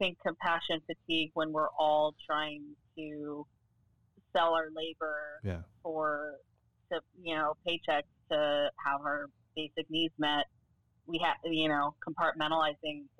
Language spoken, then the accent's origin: English; Florida, United States; I was born and raised in Florida.